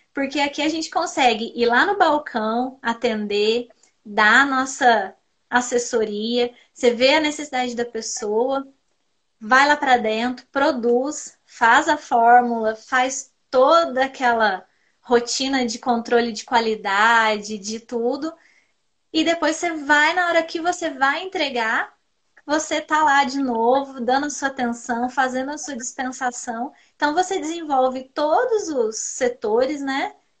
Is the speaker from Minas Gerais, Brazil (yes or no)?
yes; Pouso Alegre, Minas Gerais, Brazil; eu sou aqui da cidade de Pouso Alegre, do sul de Minas. Sou formada em farmácia pela Univaz, aqui da minha cidade